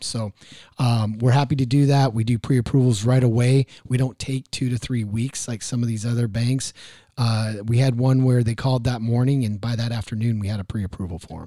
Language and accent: English; Maryland, United States; I was born in Maryland